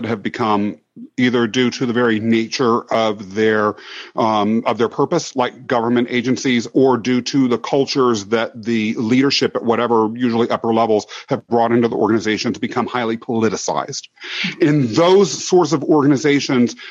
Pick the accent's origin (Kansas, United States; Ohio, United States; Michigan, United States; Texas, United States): Kansas, United States; also born or lived in London, England; I grew up in Kansas